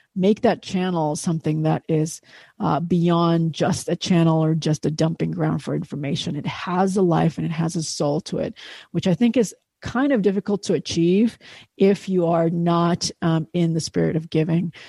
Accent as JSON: {"language": "English", "country": "Indonesia", "tie": "born or raised there", "said": "I grew up in Indonesia"}